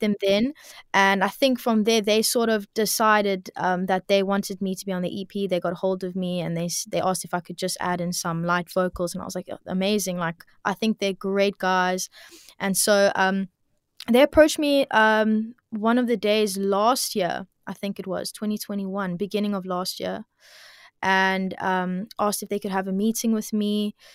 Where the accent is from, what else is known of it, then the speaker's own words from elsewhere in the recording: Cape Town, Western Cape, South Africa; also born or lived in Bloubergstrand; I grew up, um, well, originally I grew up in Milnerton, Milnerton area, um, and now I'm living Bloberg side at the moment